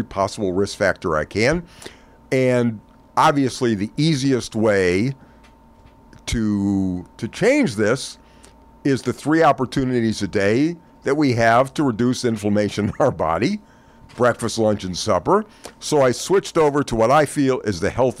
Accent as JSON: {"language": "English", "region": "the South", "country": "United States", "tie": "born or raised there", "said": "I was raised in the South."}